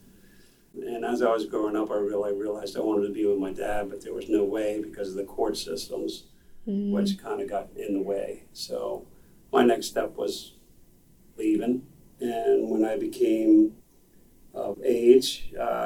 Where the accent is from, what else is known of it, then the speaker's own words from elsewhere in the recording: McLean, Virginia, United States; I was raised in McLean, and my parents lived in McLean